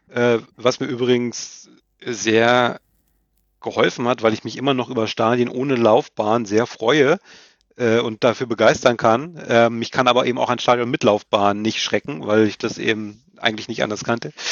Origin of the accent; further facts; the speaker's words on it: Lower Saxony, Germany; also ich bin, habe ja gesagt, ich komme aus Niedersachsen